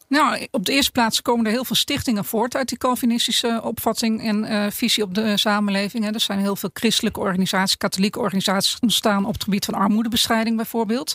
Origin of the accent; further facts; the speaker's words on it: Netherlands; ons Nederlandje.